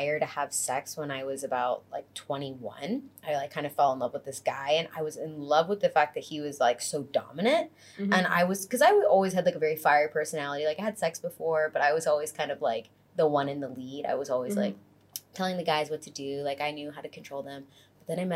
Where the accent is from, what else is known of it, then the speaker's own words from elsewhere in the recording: Fort Lauderdale, Florida, United States; now in Los Angeles, United States; Originally from Fort Lauderdale, Florida, but most recently, LA.